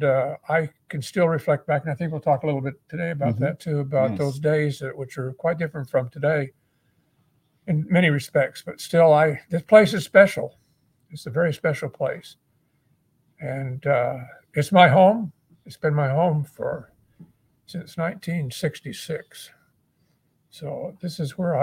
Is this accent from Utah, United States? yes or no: yes; Utah, United States; moved away as an adult; also born or lived in New Zealand; now in Hawaii, United States; I was raised in Utah as a young child